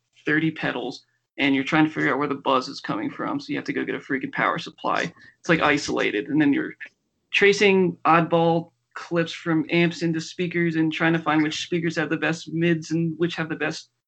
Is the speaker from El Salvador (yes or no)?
no; Philadelphia, Pennsylvania, United States; now in Denver, United States; I am from Philadelphia, and I live in Denver